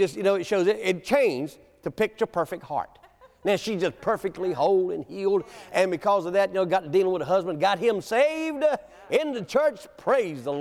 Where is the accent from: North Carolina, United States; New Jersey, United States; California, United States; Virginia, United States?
North Carolina, United States; Williamston; moved away; my hometown, Williamson, North Carolina